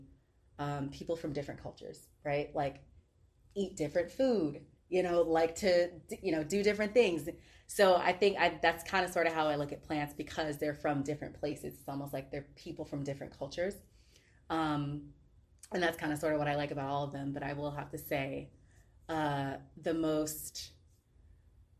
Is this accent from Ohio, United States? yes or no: no; Chesapeake, Virginia, United States; also born or lived in Hampton, Virginia / Yorktown, Virginia; I'm from Chesapeake